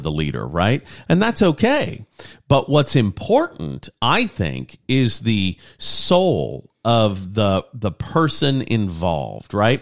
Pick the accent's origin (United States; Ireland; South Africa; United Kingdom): United States; Lafayette, Louisiana; six miles out of my hometown, Lafayette, Louisiana